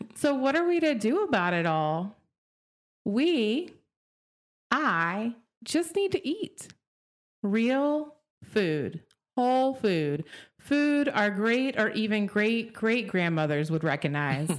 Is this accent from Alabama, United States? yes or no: no; Oklahoma, United States; Growing up in Oklahoma